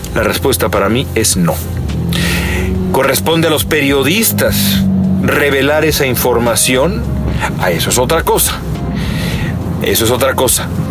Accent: Mexico; moved away as an adult; now in Los Angeles, United States; nosotros somos mexicanos nada más y residentes, residentes acá en Estados Unidos

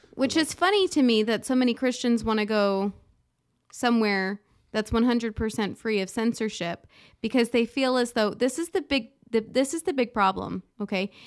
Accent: United States

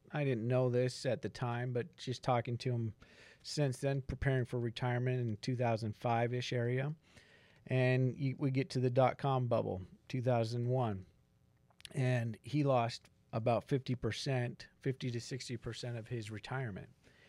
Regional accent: Salt Lake City, Utah, United States; I grew up in Utah. Salt Lake City suburb area, and very conservative, life, and really didn't think, about life outside of Utah.

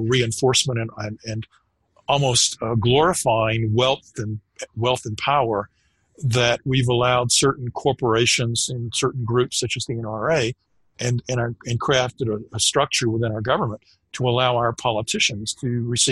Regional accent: United States; as an American

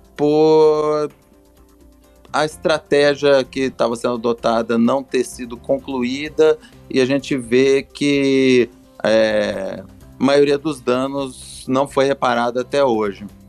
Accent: São Paulo, Brazil; now in Minas Gerais, Brazil; eu sou original do, do estado de São Paulo

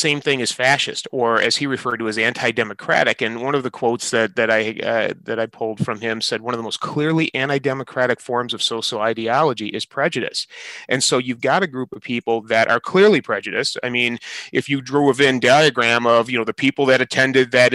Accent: Michigan, United States; my home state of Michigan

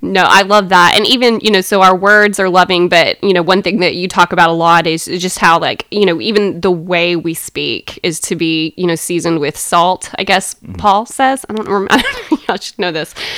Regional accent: Athens, Georgia, United States; moved away as an adult; now in Waco, United States; I am from Athens, Georgia, grew up there

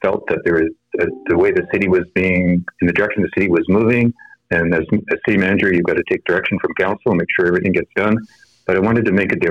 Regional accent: Burnaby, British Columbia, Canada; also born or lived in Vancouver; now in Delta, Canada; I was born in City Vancouver many, many years ago. moved to Burnaby when I was about a grade two and grew up in Burnaby

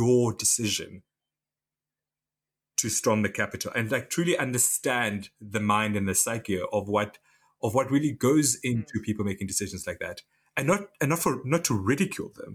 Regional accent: Namibia; now in United Kingdom; I'm from Namibia.

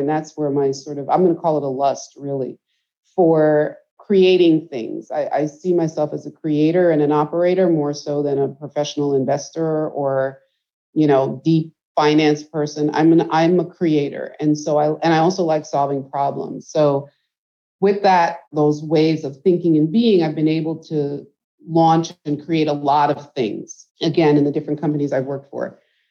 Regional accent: Guyana; now in United States; So first of all, I am an immigrant. I came from Guyana, so hence my focus. And I came here in the very early 70s on Christmas Day

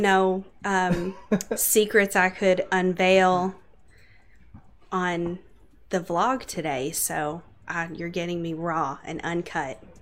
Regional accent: Louisville, Kentucky, United States; moved away as an adult; now in Bowling Green, United States; I grew up in Louisville on the south end.

